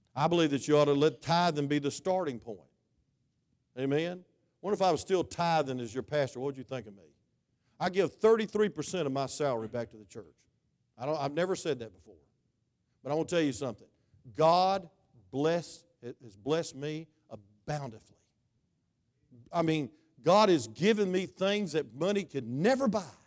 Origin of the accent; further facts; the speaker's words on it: United States; I am American